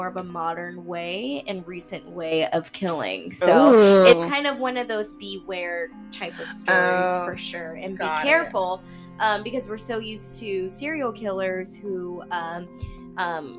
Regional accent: California, United States; I'm from California and America

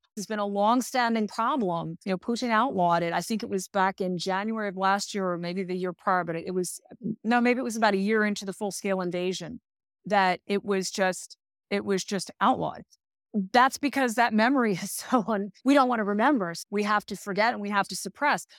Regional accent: United States; as an American

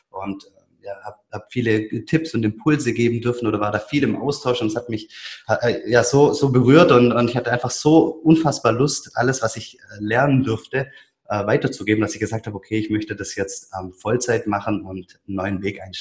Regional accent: Biberach, Baden-Württemberg, Germany; in, Biberach zwischen Ulm und dem Bodensee. Und ja, man hört ich bin ähm, Schwabe durch und durch

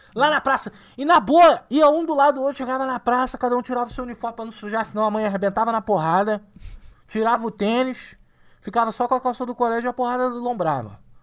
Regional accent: Rio de Janeiro, Brazil; now in São Paulo, Brazil; sou carioca

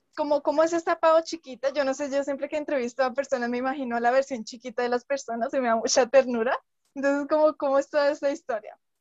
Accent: Colombia; … y yo pues somos colombianas

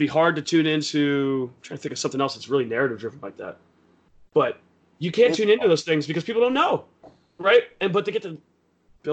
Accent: Philadelphia, Pennsylvania, United States; As a Philadelphian

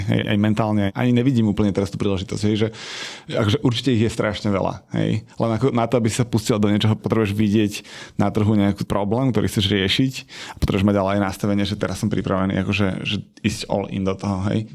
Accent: Slovakia; som chalan z malého mesta

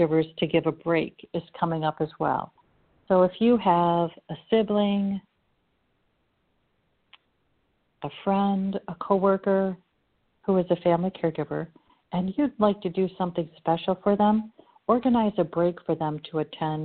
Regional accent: Chicago, Illinois, United States; I'm from Chicago and I'm Irish

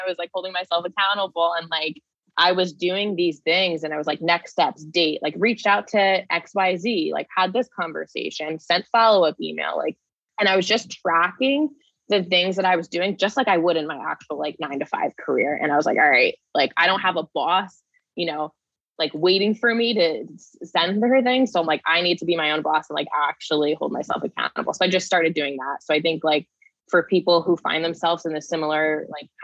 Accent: New Jersey, United States; my hometown in New Jersey, where I was born and raised.

